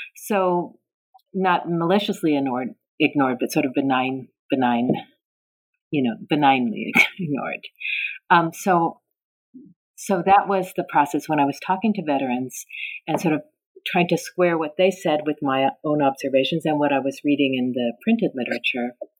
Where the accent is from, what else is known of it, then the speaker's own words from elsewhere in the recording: North Bay, Bay Area, Northern California, United States; also born or lived in Tacoma, Washington; I spent most of my time growing up in the North Bay, in the Bay Area, in Northern California